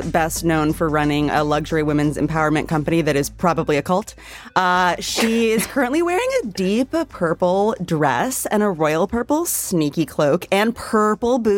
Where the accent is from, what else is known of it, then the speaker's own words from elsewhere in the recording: Maine, United States; I'm from Maine.